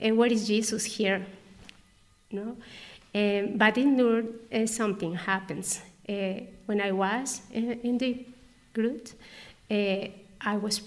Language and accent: English; Guadalajara, Jalisco, Mexico; English is a second language; moved away as an adult; now in Agreda, Spain; I'm Mexican from Guadalajara City